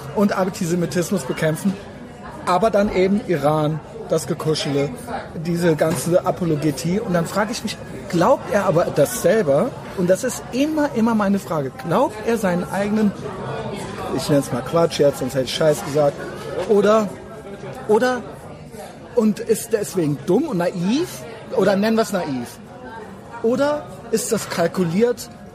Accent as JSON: {"language": "German", "country": "Germany", "said": "ich bin auch Deutscher"}